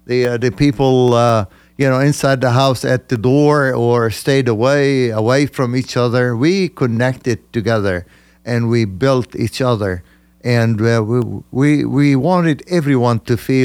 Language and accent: English; Lebanon; moved away as an adult; now in United States; I am from Lebanon. I was born in Lebanon of parents from Northern Galilee, actually.